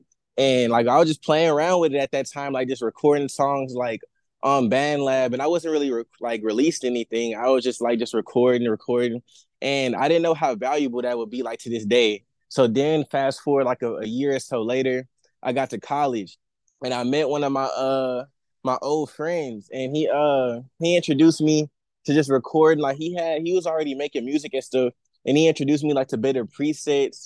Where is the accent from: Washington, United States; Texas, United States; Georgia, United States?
Texas, United States; Houston; also born or lived in Orange, Texas; I am from Houston, Texas, man. And the north side, to be specific